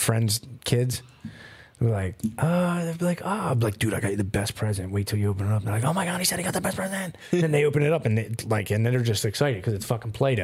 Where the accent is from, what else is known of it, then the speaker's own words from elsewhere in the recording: Philadelphia, Pennsylvania, United States; I'm from South Philly